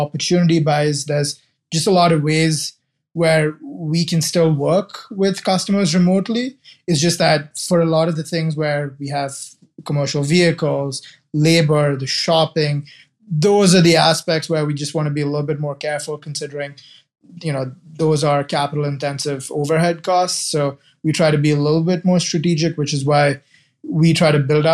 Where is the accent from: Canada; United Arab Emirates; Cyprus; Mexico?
United Arab Emirates; Dubai; moved away as an adult; also born or lived in Kerala, India (ancestry); now in Cleveland, United States; I was born in Dubai, raised there